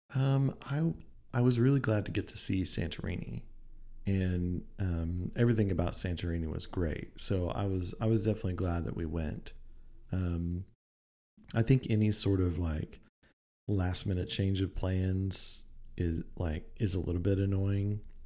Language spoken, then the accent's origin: English; United States; we're from America